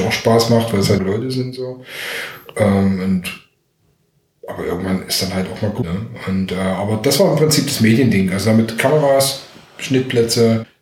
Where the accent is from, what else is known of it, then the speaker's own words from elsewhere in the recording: Dresden, Saxony, Germany; now in Berlin, Germany; ich komme aus Dresden, hört man wahrscheinlich auch noch